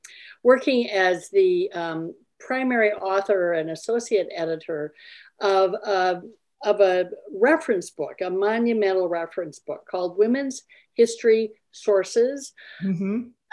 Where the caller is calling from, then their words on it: Eden Prairie, Minnesota, United States; I'm calling in from Eden Prairie, Minnesota.